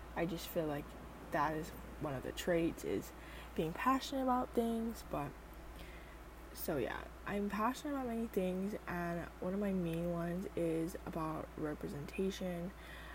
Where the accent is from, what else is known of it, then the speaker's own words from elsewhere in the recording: Oahu, Hawaii, United States; I am from Hawaii. I am from the island of Oahu